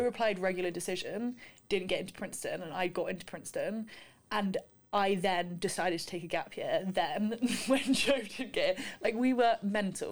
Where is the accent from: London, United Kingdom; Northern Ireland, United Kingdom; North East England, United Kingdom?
London, United Kingdom; moved away; I'm from London.